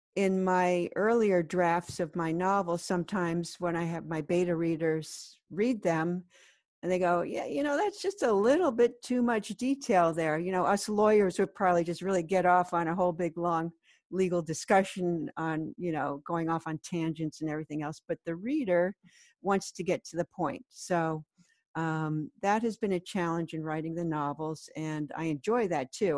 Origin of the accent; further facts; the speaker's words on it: California, United States; moved away as an adult; also born or lived in Colorado; now in New York City, United States; I grew up in California and then I went to law school in Colorado